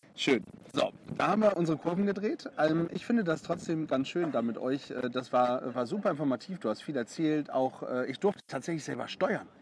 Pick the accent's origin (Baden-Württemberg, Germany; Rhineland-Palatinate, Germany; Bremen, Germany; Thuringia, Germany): Bremen, Germany; Bremerhaven; moved away; ich bin ja gebürtiger Bremerhavener